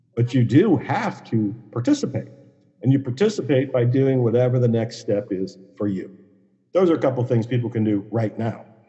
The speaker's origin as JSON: {"language": "English", "region": "Ohio", "country": "United States", "tie": "born or raised there", "also_born_or_lived": "Dallas, Texas", "moved": "as an adult", "said": "I was born and raised on Italian food up in Ohio"}